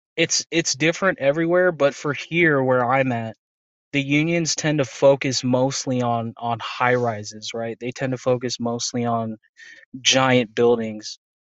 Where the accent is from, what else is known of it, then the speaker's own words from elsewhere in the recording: Las Vegas, Nevada, United States; also born or lived in Anchorage, Alaska; I was raised here, so I moved here in 07